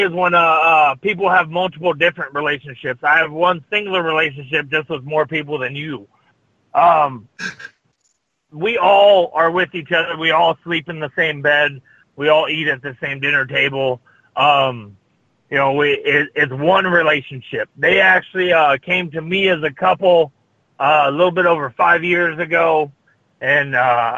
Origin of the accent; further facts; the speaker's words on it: Las Vegas, Nevada, United States; Vegas, my hometown